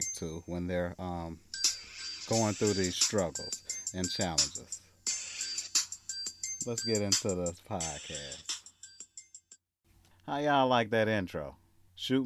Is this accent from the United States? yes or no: yes; Mississippi, United States; moved away as an adult; now in Southern California, United States; I'm from Mississippi